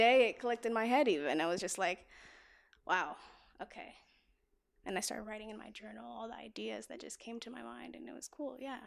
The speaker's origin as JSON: {"language": "English", "town": "Atlanta", "region": "Georgia", "country": "United States", "moved": "yes", "lives_now": "Los Angeles, United States", "said": "I am from Atlanta, Georgia"}